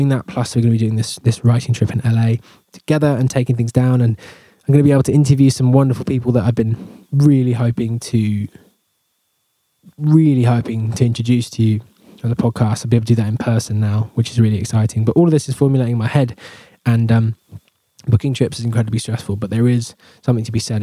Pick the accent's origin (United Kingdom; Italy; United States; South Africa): United Kingdom; England; I'm English